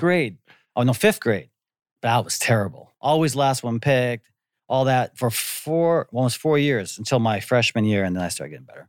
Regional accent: Antigo, Wisconsin, United States; moved away as an adult; also born or lived in Green Bay, Wisconsin; now in Korea; we moved from Green Bay, which was, you know, what, a hundred and fifty, two hundred thousand people, and I moved to Anigo, Wisconsin

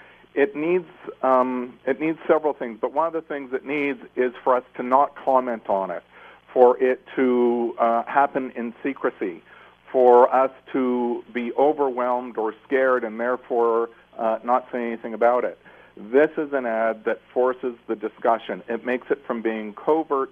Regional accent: Toronto, Ontario, Canada; I was born and raised in North York

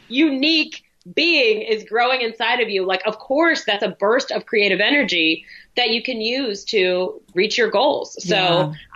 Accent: New York City, New York, United States; I grew up in New York City.

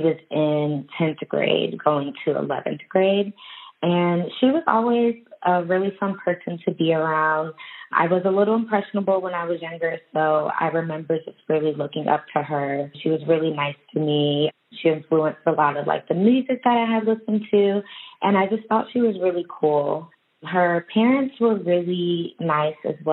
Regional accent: Charlotte, North Carolina, United States; born or raised there

